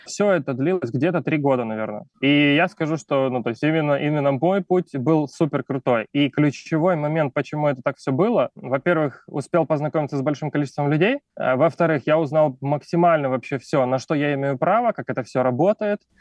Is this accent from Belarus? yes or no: no; Ukraine; moved away as an adult; also born or lived in China; now in Valencia, Spain; Сам родом из Украины, но последние пять с половиной лет я жил в Китае